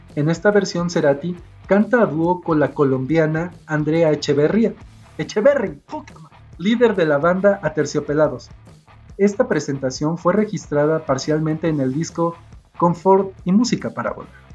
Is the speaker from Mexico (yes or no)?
yes; Mexico; como yo soy de México